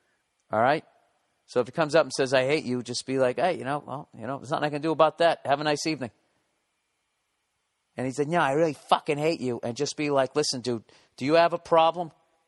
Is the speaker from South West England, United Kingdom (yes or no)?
no; Wales, United Kingdom; because I'm from Wales, he suggested that I have sexual intercourse with sheep